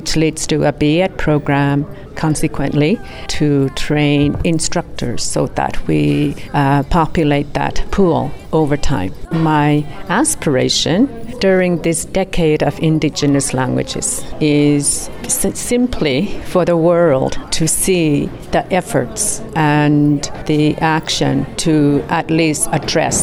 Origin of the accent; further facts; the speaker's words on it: Iqaluit, Nunavut, Canada; I'm from Iqaluit Nunavut, which is a territory in the Arctic of Canada